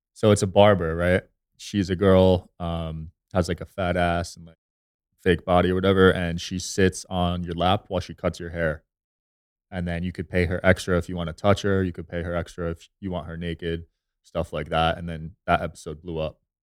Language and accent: English; New Jersey, United States; moved away as an adult; also born or lived in Los Angeles; now in Las Vegas, United States; I grew up in Jersey